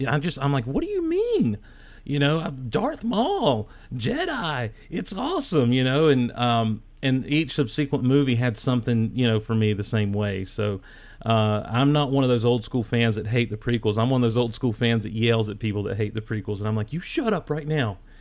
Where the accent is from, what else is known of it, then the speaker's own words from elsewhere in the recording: Athens, Georgia, United States; I was born in Athens back in 1977